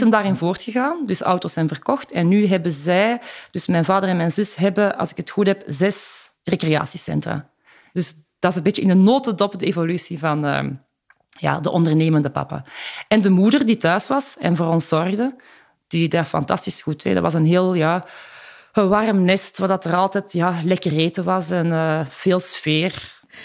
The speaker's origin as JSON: {"language": "Dutch", "town": "Rijkevorsel", "region": "Flanders", "country": "Belgium", "tie": "born or raised there", "also_born_or_lived": "Antwerp / Ghent", "moved": "as an adult", "said": "ik ben eh, geboren in de Hoge Noorderkempen, in Rijkenvorsel."}